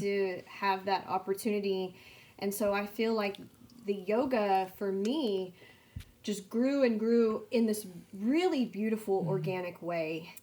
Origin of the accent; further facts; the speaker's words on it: San Angelo, Texas, United States; I'm from San Angelo, Texas